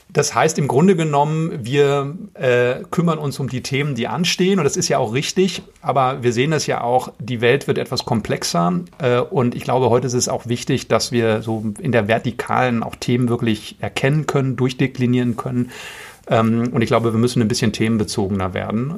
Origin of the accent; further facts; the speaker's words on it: Ruhr area, North Rhine-Westphalia, Germany; also born or lived in Boston; ich komme aus dem Ruhrgebiet gebürtig